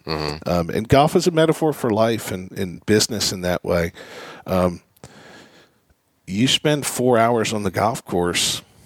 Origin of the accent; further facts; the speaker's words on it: Philadelphia, Pennsylvania, United States; growing up in Philadelphia